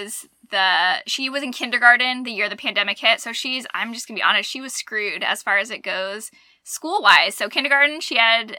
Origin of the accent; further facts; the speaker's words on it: Arizona, United States; moved away as an adult; now in Alabama, United States; growing up in Arizona